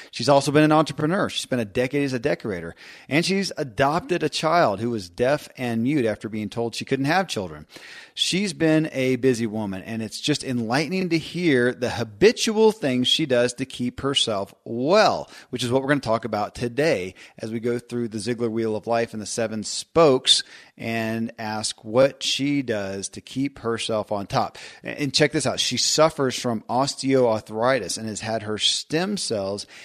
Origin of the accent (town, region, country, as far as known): Kentucky, United States; born or raised there